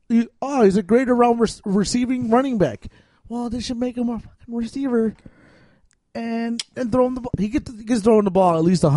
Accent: Chicago, Illinois, United States; accent: Chicago; My Chicago accent kind of came out right there.

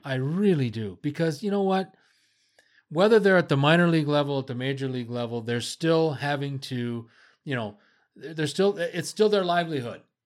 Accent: United States; moved away; It's my home country.

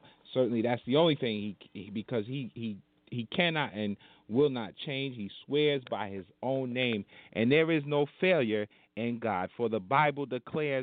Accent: Hempstead, New York, United States; Hempstead, New York. That's my hometown

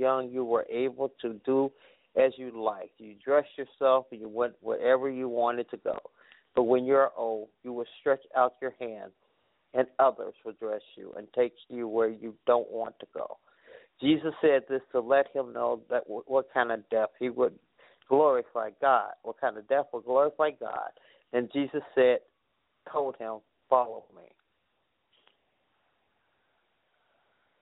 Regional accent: Chicago, Illinois, United States; I'm from Chicago

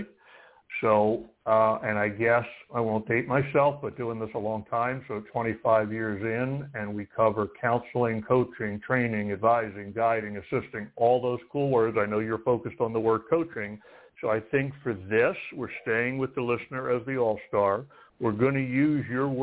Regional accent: East Coast, United States; I'm from the East Coast

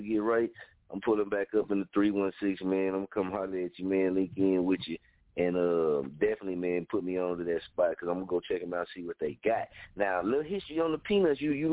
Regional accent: Muskogee, Oklahoma, United States; also born or lived in Wichita, Kansas; I'm from Muskogee, Oklahoma

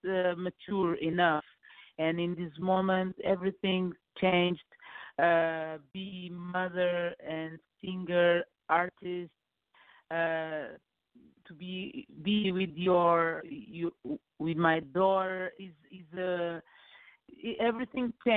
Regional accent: Lisbon, Portugal; English is a second language; I was born in Lisbon

